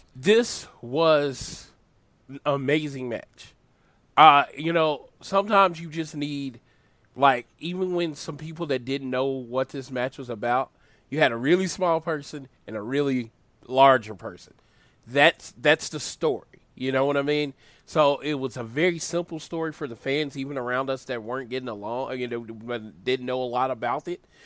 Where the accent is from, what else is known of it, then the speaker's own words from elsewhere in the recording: Oklahoma, United States; I'm from Oklahoma